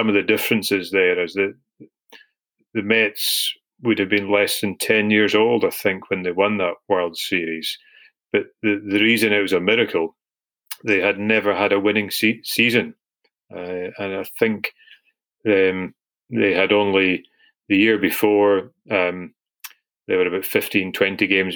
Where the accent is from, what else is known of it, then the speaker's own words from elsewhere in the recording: Scotland, United Kingdom; being Scottish